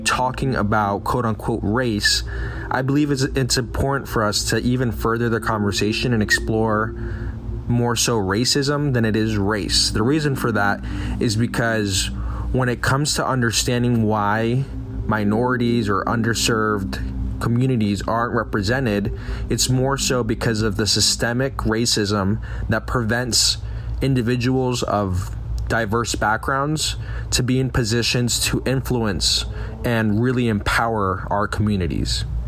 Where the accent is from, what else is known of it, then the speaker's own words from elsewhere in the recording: Medellin, Antioquia, Colombia; I was born in Medellin, Colombia, and therefore I identify as Hispanic and or Latino.